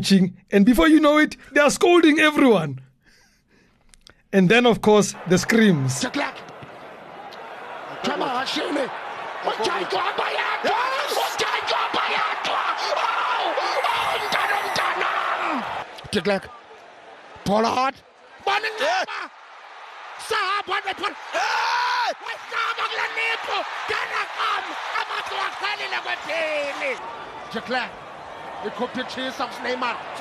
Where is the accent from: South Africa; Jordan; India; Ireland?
South Africa; Soweto, Gauteng; I grew up in Dobsonville.